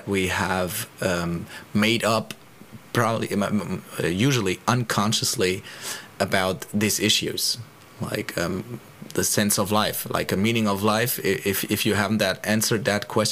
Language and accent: English; Germany; English is a second language; now in Spain; I'm living in Spain, so I'm constantly between the three languages. I was born in Germany